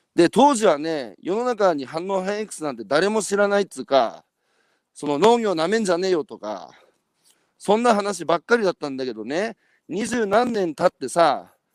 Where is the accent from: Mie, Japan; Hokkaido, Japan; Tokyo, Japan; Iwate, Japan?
Iwate, Japan; 僕は岩手県ですけど